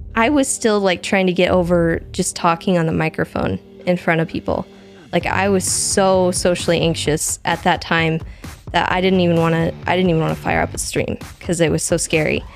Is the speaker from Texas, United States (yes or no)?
no; Missouri, United States; moved away as an adult; also born or lived in Washington State; now in Washington, United States; when I was about eight, I think we moved to Missouri, and I lived for, in Missouri for sixteen years or so